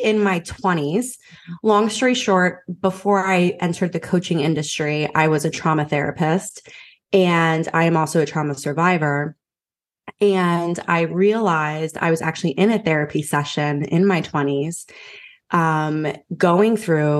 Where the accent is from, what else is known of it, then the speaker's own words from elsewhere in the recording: Philadelphia, Pennsylvania, United States; now in Raleigh, United States; Yeah, so I'm from Philly, but I live in Raleigh, North Carolina now.